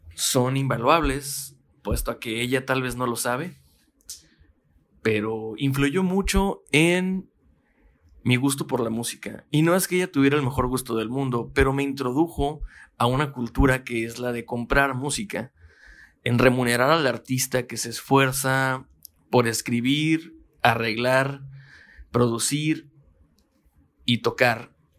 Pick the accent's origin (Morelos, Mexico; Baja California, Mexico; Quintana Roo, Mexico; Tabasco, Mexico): Baja California, Mexico; Mexicali; Yo soy de Mexicali. Baja California